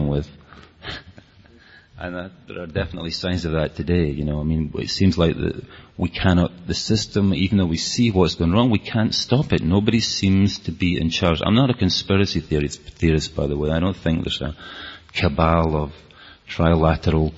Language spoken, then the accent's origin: English; Scotland, United Kingdom; accent: Scottish; my Scottish accent